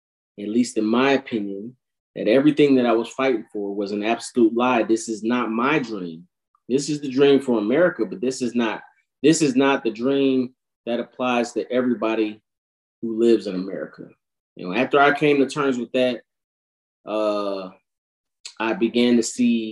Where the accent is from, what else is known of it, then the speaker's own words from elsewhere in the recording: United States; we're American